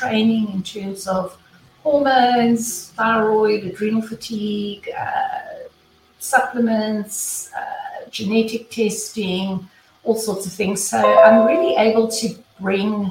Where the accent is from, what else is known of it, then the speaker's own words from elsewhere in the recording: South Africa; moved away as an adult; now in Tuscaloosa, United States; I am originally from South Africa